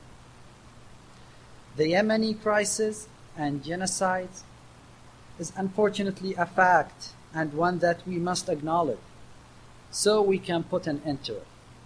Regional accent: Awamiyah, Eastern Province, Saudi Arabia; moved away as an adult; now in United States; I'm from the city of Urwamiya, which is located at the eastern province of the Arabian Peninsula

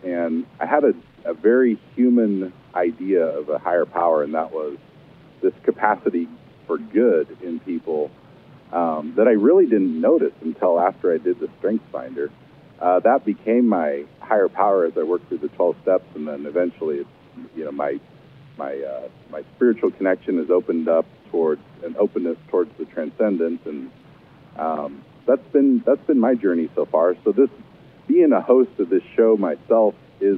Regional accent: Kansas City, United States; now in Lincoln, United States; I was raised in Kansas City and grew up in the Methodist Church there

